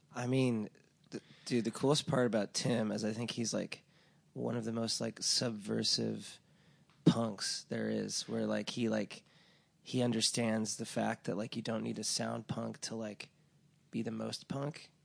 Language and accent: English; Laguna Beach, California, United States; moved away; I'm from Laguna Beach, which is, like, a very affluent town